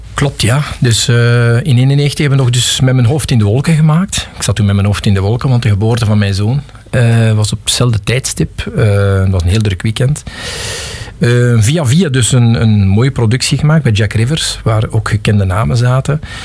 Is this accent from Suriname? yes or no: no; Pajottenland, Flanders, Belgium; also born or lived in Geraardsbergen / Galmaarden / Forest (Vorst), Brussels; now in Lot, Belgium; ik ben iemand die uit Pajotland komt